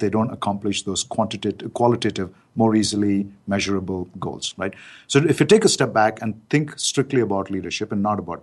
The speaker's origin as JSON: {"language": "English", "country": "India", "said": "being an Indian guy"}